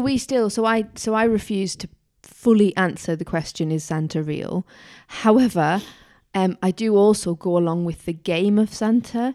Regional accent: Tyneside, North East England, United Kingdom; I was growing up in Tyneside

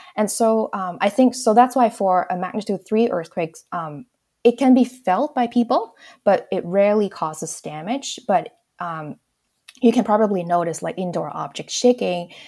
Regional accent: Hong Kong; moved away; I grew up in Hong Kong.

